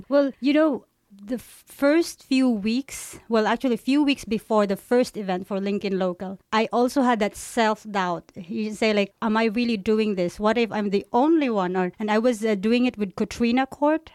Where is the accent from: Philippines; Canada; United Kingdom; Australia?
Philippines; also born or lived in China; now in Aarhus, Denmark; I grew up in the Philippines